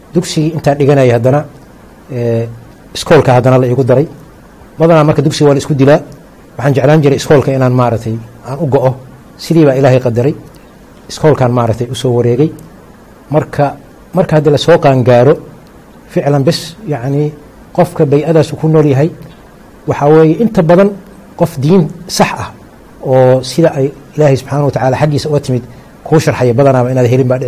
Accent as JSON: {"language": "Somali", "town": "Galkayo", "region": "Mudug", "country": "Somalia", "tie": "born or raised there", "said": "waxaan kusoo koray gaalkacyo yaraantaydii"}